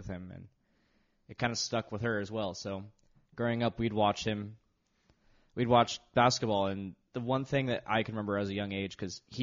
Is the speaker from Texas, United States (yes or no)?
no; Los Angeles, California, United States; Growing up in the Los Angeles area